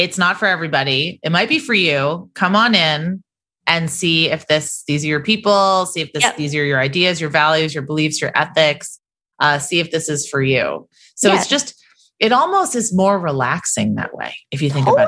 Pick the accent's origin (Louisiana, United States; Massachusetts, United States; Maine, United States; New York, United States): Massachusetts, United States; moved away as an adult; also born or lived in Virginia; When we moved to Virginia, we're from Massachusetts right after we got married